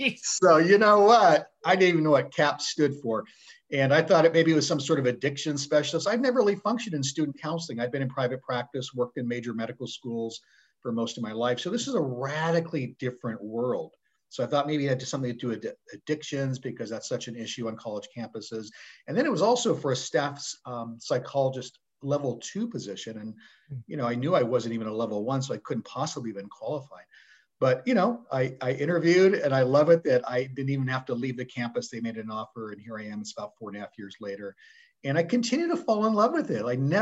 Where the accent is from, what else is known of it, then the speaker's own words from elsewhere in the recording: Stockton, California, United States; Stockton is a pretty diverse place. And I will say, having come back after literally 35 years away, it has changed radically, right?